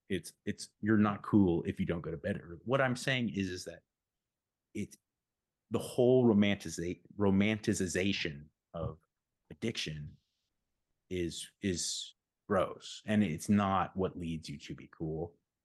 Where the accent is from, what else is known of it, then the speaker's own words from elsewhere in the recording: Pasadena, California, United States; I grew up in the East Side in the Pasadena area, and this is the 90s.